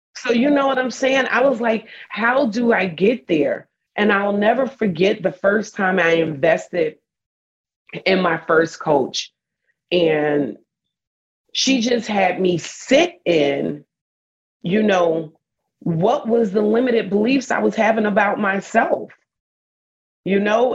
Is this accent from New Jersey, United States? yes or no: yes; New Jersey, United States; moved away as an adult; now in Texas, United States; I'm a girl from Jersey.